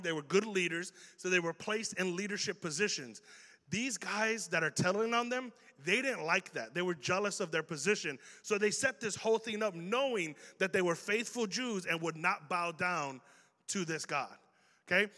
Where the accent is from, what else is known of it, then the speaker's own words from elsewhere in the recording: Chicago, Illinois, United States; accent: Chicago; we have an accent here in Chicago